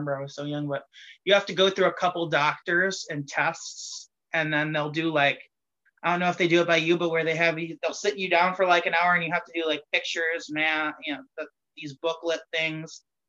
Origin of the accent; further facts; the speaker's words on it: Greenville, Wisconsin, United States; also born or lived in Appleton, Wisconsin; I grew up in Greenville, Wisconsin, which is kind of rural, suburby, country-ish